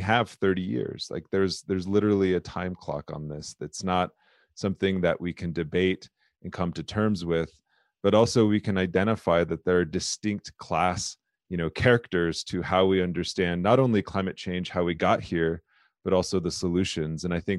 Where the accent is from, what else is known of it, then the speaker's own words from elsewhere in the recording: South Dakota, United States; I'm Lakota, I'm from the Lakota people. My tribe is the Lower Bruce Sioux tribe.